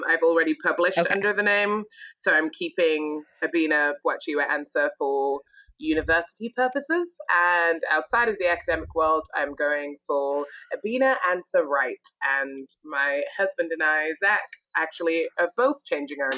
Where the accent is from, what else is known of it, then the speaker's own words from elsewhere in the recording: Sunderland, North East England, United Kingdom; moved away as an adult; also born or lived in Glasgow, Scotland / Nashville, Tennessee; now in United States; I was born and raised in the north of England. Well, I was born in Scotland, raised in England